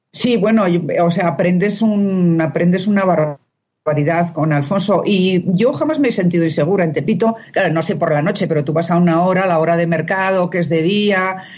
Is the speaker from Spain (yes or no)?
yes; Spain; now in Mexico; yo la única española